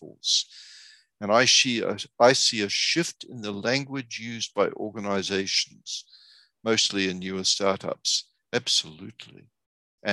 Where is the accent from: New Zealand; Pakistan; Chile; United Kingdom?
New Zealand; now in United States; I'm originally from New Zealand